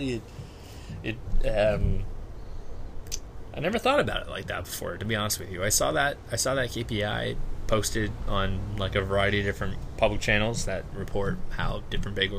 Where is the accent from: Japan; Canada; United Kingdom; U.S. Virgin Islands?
Canada; I'm a Canadian person. Like, I'm a visible minority, yes. But I am born here.